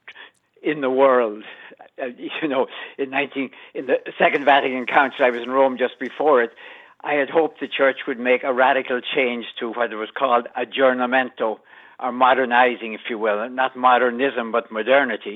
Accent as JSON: {"language": "English", "country": "Ireland", "tie": "born or raised there", "moved": "as an adult", "lives_now": "United States", "said": "I grew up with a border in my life when I was growing up in Ireland"}